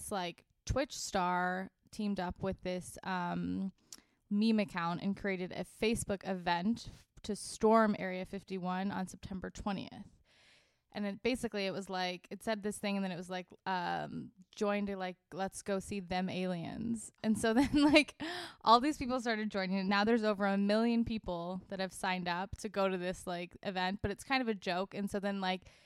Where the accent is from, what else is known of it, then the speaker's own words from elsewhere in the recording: Laguna Beach, California, United States; also born or lived in Boston; I grew up in Orange County, in Laguna Beach